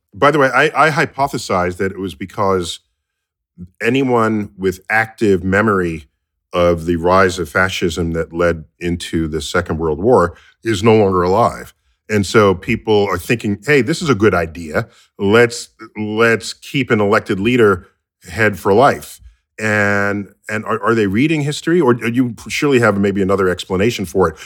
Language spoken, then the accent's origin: English; United States; I grew up here in the United States